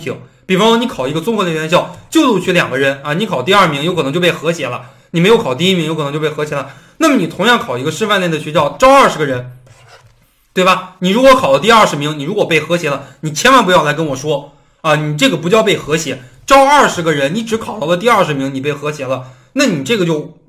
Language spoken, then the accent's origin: Chinese; Henan, China; 比方说我家就是河南的，我想回河南去就业，那么我也可以考这个河南师大